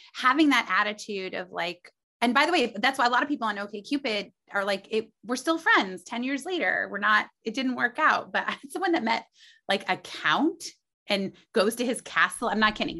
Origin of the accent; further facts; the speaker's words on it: Indiana, United States; moved away as an adult; also born or lived in New York City; I was from Indiana.